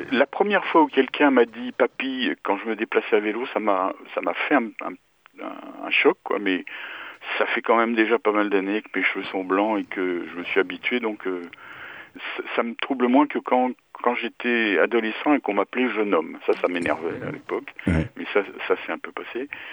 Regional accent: Paris, Île-de-France, France; je suis né à Paris, j'ai toujours vécu à Paris

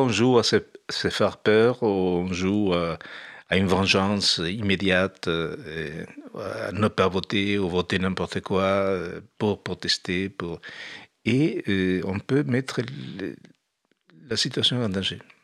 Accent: Uruguay; moved away as an adult; now in France; quand je suis parti de l'Uruguay. Je suis parti quand ça s'installait la dictature

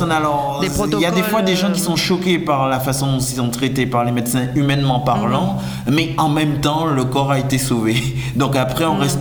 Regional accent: French West Indies, France; Je viens des Antilles françaises

